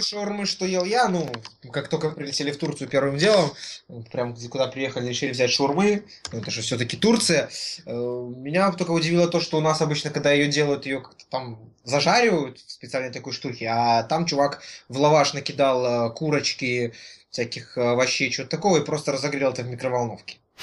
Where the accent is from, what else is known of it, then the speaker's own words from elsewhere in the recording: Belarus; мы белорусы со своей национальной валютой доллар